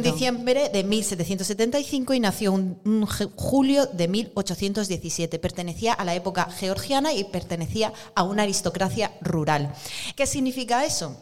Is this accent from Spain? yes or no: yes; Basque Country, Spain; soy del País Vasco